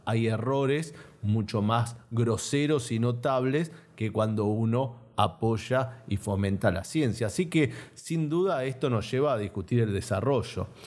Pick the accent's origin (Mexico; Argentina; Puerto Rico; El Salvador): Argentina